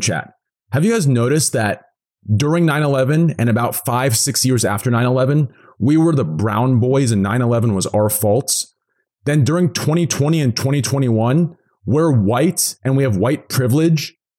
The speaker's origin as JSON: {"language": "English", "country": "Iran", "said": "Go back to your Iraq, even though I'm from Iran."}